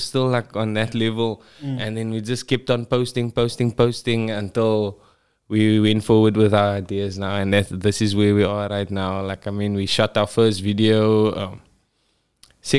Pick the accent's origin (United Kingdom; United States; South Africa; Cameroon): South Africa; Cape Town, Western Cape; I'm from Parkwood, aka KroBars.